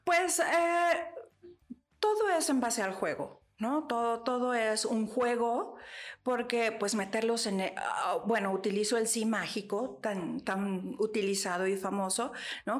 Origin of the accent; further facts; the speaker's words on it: State of Mexico, Mexico; el Estado de México, que es de donde soy